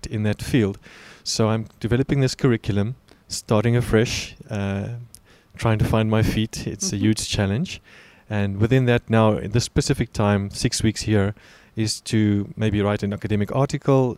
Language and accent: English; South Africa; moved away as an adult; now in Kobe, Japan; I was born and raised in South Africa, where I lived for the first 32 years of my life.